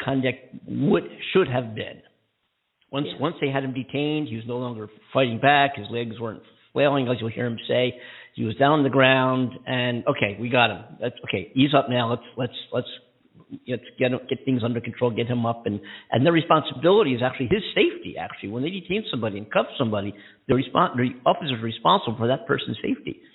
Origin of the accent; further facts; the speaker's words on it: near Philadelphia, Pennsylvania, United States; right near my hometown. Right, um, I tell people I'm from Philly because they wouldn't recognize where I was from